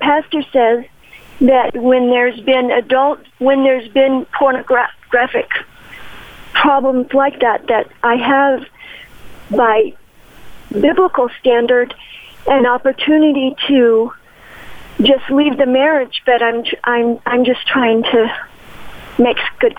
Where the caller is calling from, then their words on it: Albuquerque, New Mexico, United States; I'm calling you from Albuquerque, New Mexico, and recently I went to your seminar here.